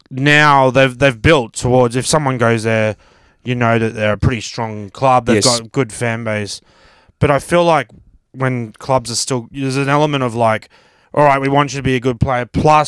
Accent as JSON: {"language": "English", "town": "Brisbane", "region": "Queensland", "country": "Australia", "tie": "born or raised there", "also_born_or_lived": "Melbourne", "moved": "yes", "said": "I grew up in Brisbane"}